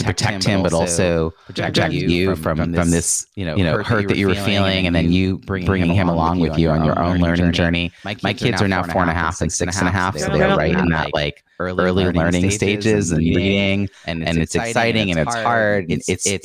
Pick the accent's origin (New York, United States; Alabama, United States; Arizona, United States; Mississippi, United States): New York, United States; Long Island; I grew up in Long Island, New York.